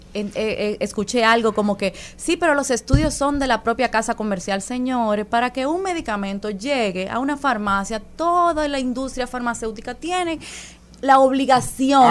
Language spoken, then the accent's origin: Spanish; Dominican Republic; nosotros como dominicanos